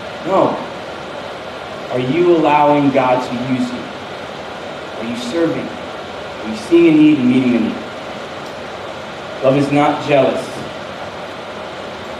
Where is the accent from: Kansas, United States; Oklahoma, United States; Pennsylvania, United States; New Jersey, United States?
New Jersey, United States; northern; I'm from New Jersey, like not the South, but like in the North. So we're kind of close to Manhattan